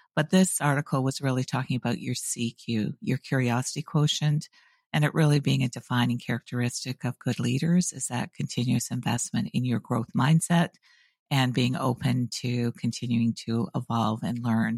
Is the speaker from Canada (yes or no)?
yes; Canada; moved away as an adult; also born or lived in University of Waterloo, Canada; now in United States; I'm a Canadian by birth. I've lived now in the U S for just over twenty-five years.